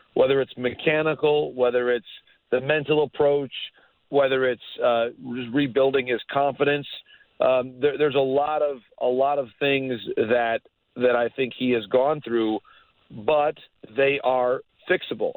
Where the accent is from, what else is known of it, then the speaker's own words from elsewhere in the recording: Bay City, Michigan, United States; also born or lived in Upper Peninsula, Michigan; I grew up in Bay City, which is in Bay County.